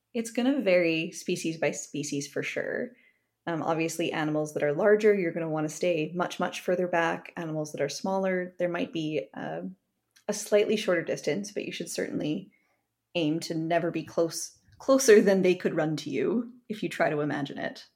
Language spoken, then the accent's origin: English; Kamloops, British Columbia, Canada; I grew up in Kamloops, British Columbia